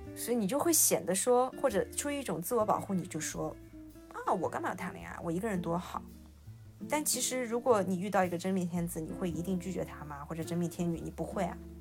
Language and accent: Chinese; Shanghai, China; 我是上海人